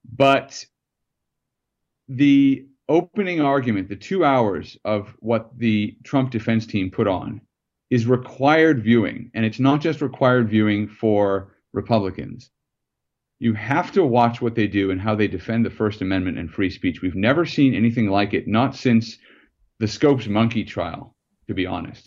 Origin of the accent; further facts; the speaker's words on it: United States; as an American